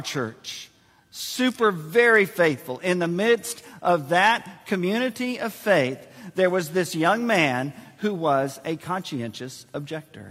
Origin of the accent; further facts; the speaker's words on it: San Antonio, Texas, United States; Joyce and I were born and raised in San Antonio, which is filled with Air Force bases.